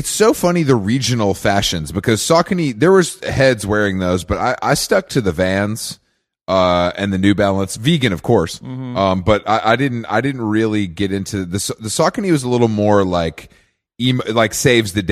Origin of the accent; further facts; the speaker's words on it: Philadelphia, Pennsylvania, United States; moved away; also born or lived in New York / Los Angeles; I grew up in Philadelphia.